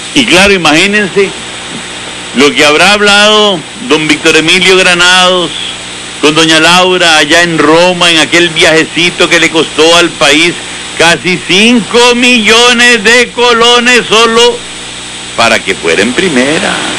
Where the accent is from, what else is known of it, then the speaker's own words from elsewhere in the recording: Costa Rica; nosotros los costarricenses